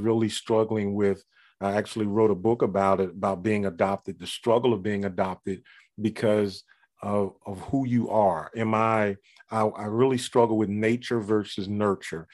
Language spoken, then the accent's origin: English; Philadelphia, Pennsylvania, United States; Growing up in Philadelphia, in the major city